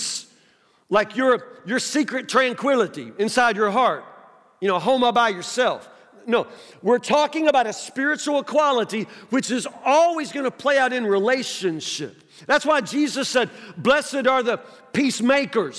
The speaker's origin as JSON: {"language": "English", "town": "Woodburn", "country": "United States", "said": "I'm from Woodburn"}